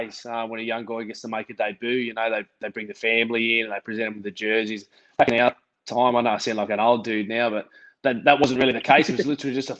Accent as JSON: {"language": "English", "region": "Queensland", "country": "Australia", "also_born_or_lived": "Parramatta, Sydney", "moved": "yes", "said": "I'm a Queenslander."}